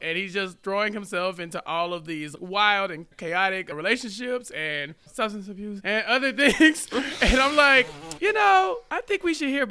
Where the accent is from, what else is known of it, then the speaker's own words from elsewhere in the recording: Texas, United States; As a Texan